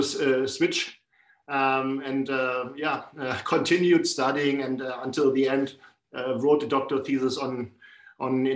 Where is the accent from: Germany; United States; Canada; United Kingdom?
Germany; Northern Germany; I grew up in the north of Germany.